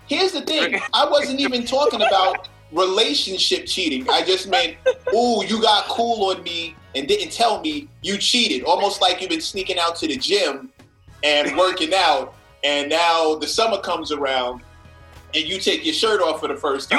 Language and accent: English; New York City, New York, United States; also born or lived in Brooklyn / Manhattan; I was born in Queens. I moved to Brooklyn, and I live in Manhattan